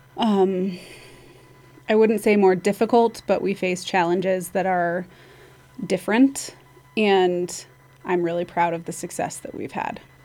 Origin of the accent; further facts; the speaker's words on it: Basalt, Colorado, United States; now in Carbondale, United States; I grew up in Basalt, so my, I've been here my whole life